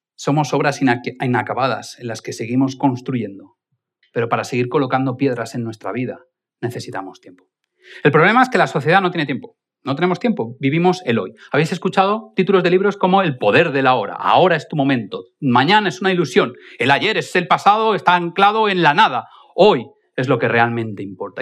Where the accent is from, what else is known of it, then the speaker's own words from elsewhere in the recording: Spain; Evidentemente yo no soy alemán, yo soy más español